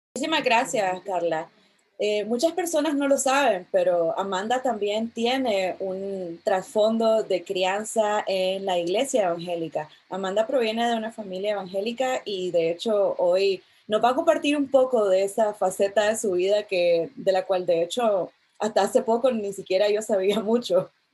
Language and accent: Spanish; Nicaragua; mis padres me enviaron a un colegio, a uno de los pocos colegios laicos de, de Nicaragua